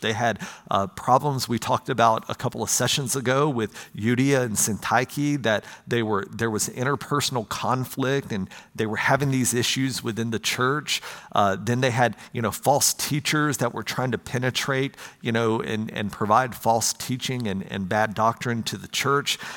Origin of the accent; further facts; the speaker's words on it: United States; I'm an American